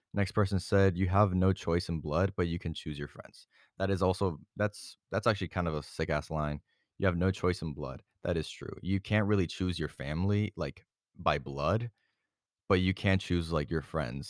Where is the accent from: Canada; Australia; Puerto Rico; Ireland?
Puerto Rico; moved away; my family and I went through Puerto Rico, my hometown, my home island